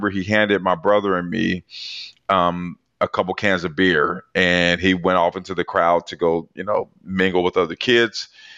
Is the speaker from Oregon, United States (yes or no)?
yes; Portland, Oregon, United States; So I grew up in Portland, Oregon in the 80s.